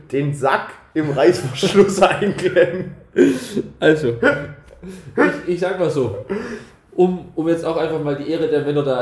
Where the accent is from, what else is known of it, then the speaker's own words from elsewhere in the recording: Germany; Ist da sind wir nicht so drin, wir sind Deutsche.